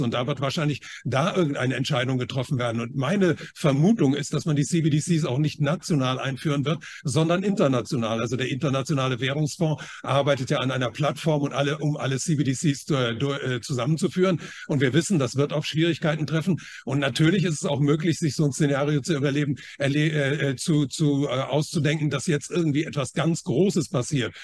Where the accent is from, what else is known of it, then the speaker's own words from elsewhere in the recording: China; moved away; ich bin ja in China geboren